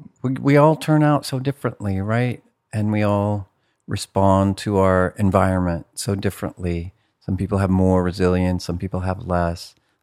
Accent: California, United States; I was raised in Humboldt County by, I don't know, absent, neglectful parents, ish. It was a very rural place. Humboldt County is like a red state and a blue state, Oklahoma by the sea.

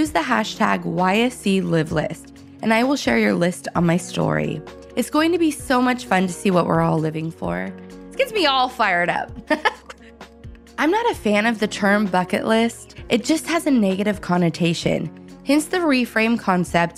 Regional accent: Northern California, United States; We grew up in Northern California

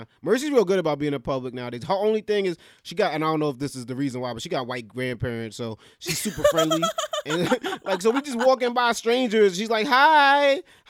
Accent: New York, United States; I grew up in New York all my life

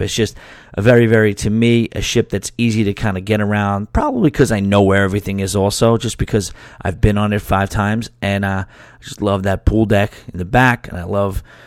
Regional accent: South Shore, Long Island, Nassau County, New York, United States; moved away as an adult; I'm from the South Shore, Long Island, played football growing up, and, you know, I was a little bit of a clown and a little bit of an idiot kind of my first couple years before I left Long Island

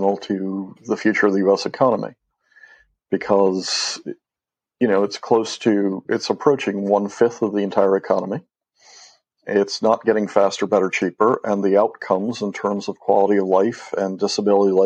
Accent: Mexico; moved away as an adult; I grew up in Mexico

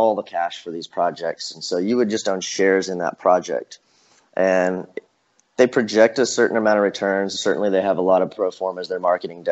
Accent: Ozark Mountains, Missouri, United States; also born or lived in Joplin, Missouri / Springfield, Missouri; I'm from the Ozark Mountains

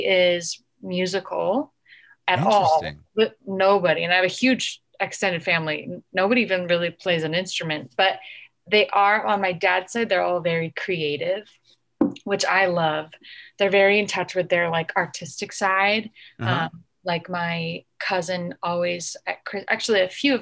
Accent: Connecticut, United States; now in Los Angeles, United States; I was born and raised in Connecticut

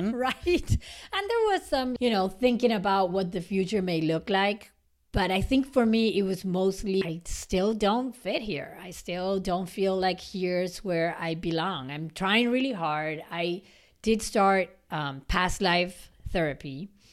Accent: Argentina; moved away; growing up in Argentina and our family and how we were raised

